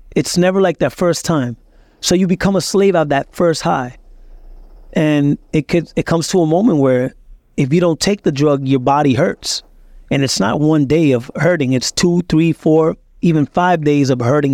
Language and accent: English; Puerto Rico; also born or lived in Lawrence, Massachusetts, United States; he just took us as a fugitive to Puerto Rico to raise us